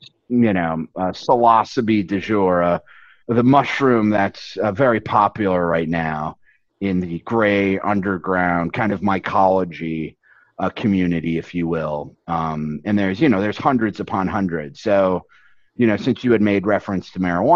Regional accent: Upper Peninsula of Michigan, United States; moved away; also born or lived in Chicago; it's hard to say I'm from Michigan or even use Michigan, because it's the Upper Peninsula of Michigan.

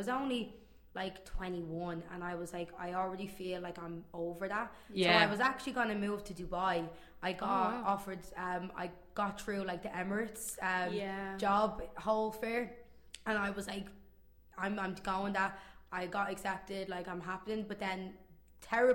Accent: Dublin, Leinster, Ireland; moved away as an adult; now in Toronto, Canada; I was born here, but right. I grew up in Ireland since I was like a few months old.

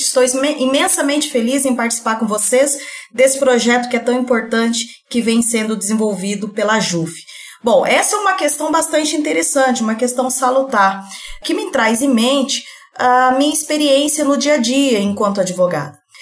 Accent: Colorado do Oeste, Rondônia, Brazil; moved away as an adult; now in Cáceres, Brazil; Eu sou de Rondônia, interior de Rondônia, Colorado do Oeste, e vim aqui residir é, em Cáceres.

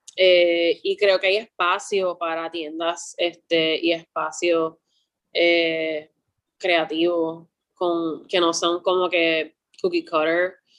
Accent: Puerto Rico; cuando yo estaba creciendo en Puerto Rico

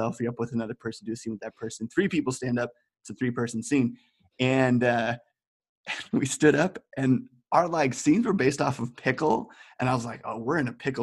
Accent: United States; moved away as an adult; now in Amsterdam, Netherlands; I'm from America, and I just moved to Amsterdam about 8 months ago

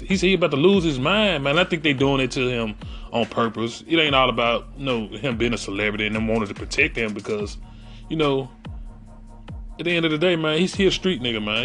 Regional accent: Memphis, Tennessee, United States; That's why I talk the way I talk. I am from Memphis, Memphis, Tennessee.

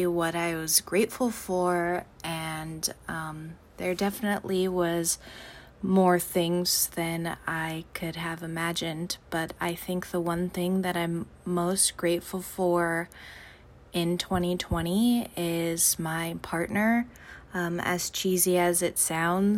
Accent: Los Angeles, California, United States; I am from Los Angeles, California

